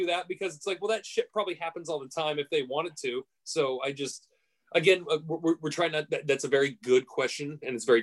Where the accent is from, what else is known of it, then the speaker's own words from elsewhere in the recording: United States; as an American